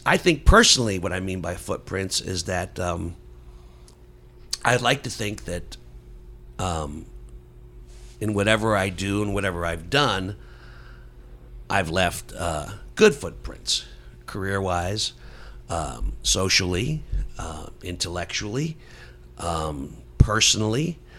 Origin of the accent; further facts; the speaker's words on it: Dolton, Illinois, United States; also born or lived in Gary, Indiana; I was born in Gary, Indiana, lived there for about 2 or 3 years, I think, before we moved to a suburb in Chicago, Dalton, Illinois.